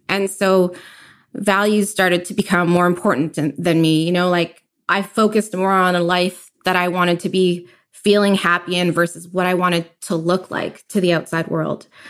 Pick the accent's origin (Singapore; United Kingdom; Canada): Canada; Richmond, British Columbia; also born or lived in Kitsilano, Vancouver; now in Vancouver, Canada; I grew up in Richmond all my life, and I moved to Kitsilano, like, three years ago